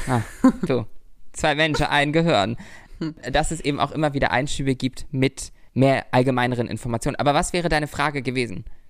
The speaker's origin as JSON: {"language": "German", "town": "Lübeck", "region": "Schleswig-Holstein", "country": "Germany", "tie": "born or raised there", "moved": "as an adult", "lives_now": "Berlin, Germany", "said": "in meiner Heimat, in unserer Heimat"}